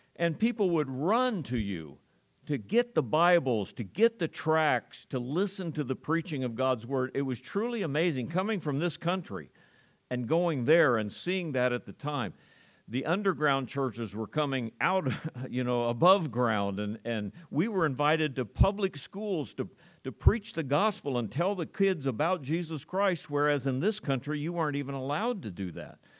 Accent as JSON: {"language": "English", "country": "United States", "said": "As an American"}